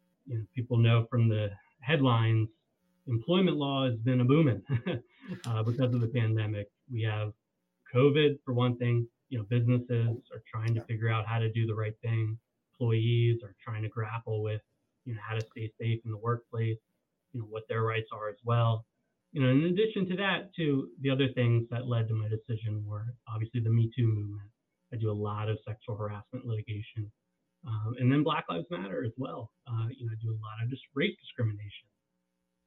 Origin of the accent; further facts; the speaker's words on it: Northern Virginia, United States; I grew up in the Northern Virginia area, right around Washington, D.C.